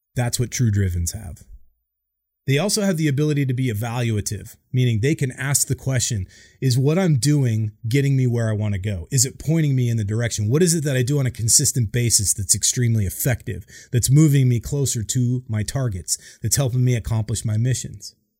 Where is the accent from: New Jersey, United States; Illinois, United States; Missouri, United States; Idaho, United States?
Idaho, United States; Boise; moved away as an adult; I grew up in Boise, Idaho, like nowhere town